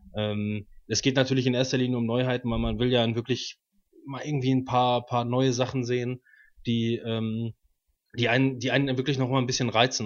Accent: Waltrop, North Rhine-Westphalia, Germany; Ich bin 27, wohne in Waltrop

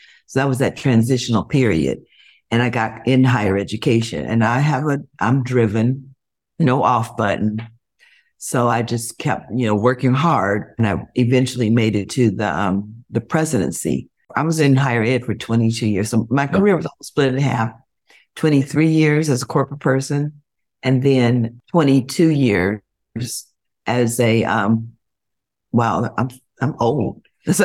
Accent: Cleveland, Ohio, United States; also born or lived in Columbus / Cincinnati; And I'm from a very large family. So I went to, and I'm a true Buckeye. I grew up in Cleveland. All the three C's. I went to school in Columbus, and my first job was at Procter & Gamble in Cincinnati.

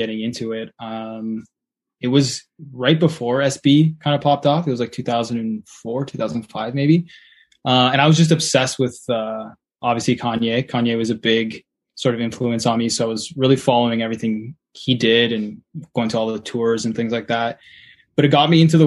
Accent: Hamilton, Ontario, Canada; I grew up in Hamilton, from Hamilton

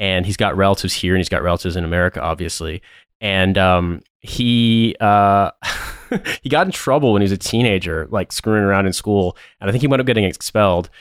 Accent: Indianapolis, Indiana, United States; moved away as an adult; now in London, United Kingdom; I'm from Indianapolis

